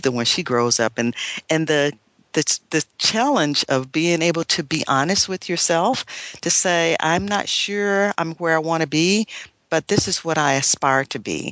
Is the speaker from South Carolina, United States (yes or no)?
yes; McCormick, South Carolina, United States; moved away; I came from McCormick, South Carolina